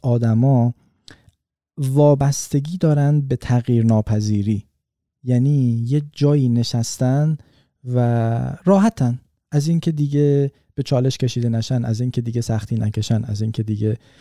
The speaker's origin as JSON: {"language": "Persian", "country": "Iran", "moved": "yes", "said": "ما ایرانی هستیم"}